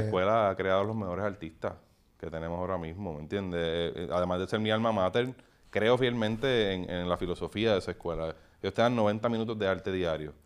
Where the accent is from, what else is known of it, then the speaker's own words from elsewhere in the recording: Puerto Rico; era profeta en mi tierra